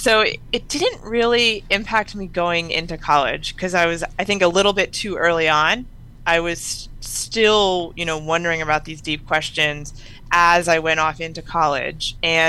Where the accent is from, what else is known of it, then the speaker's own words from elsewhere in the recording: New Jersey, United States; moved away; I grew up in New Jersey, you know, always going to church.